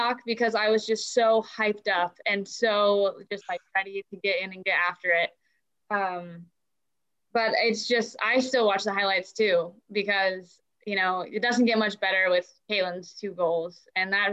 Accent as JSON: {"language": "English", "area": "Bellingham", "region": "Washington", "country": "United States", "tie": "born or raised there", "said": "played in my hometown"}